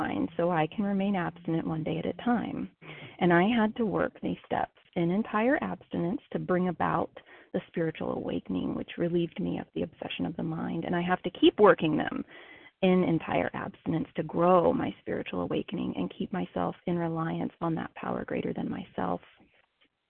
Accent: Ohio, United States; moved away as an adult; now in South Carolina, United States; I am from Ohio, recently relocated, and now living in South Carolina as of this past week

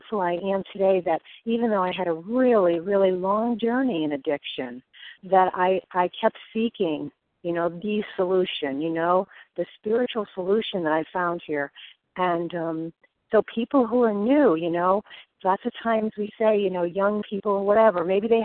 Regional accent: Connecticut, United States; also born or lived in Naples, Florida; I'm from Connecticut.

